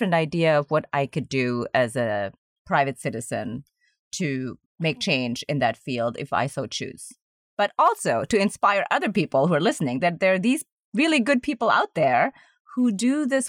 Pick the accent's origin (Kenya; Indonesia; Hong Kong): Indonesia; moved away; And I'm originally from Indonesia, which is a very young country.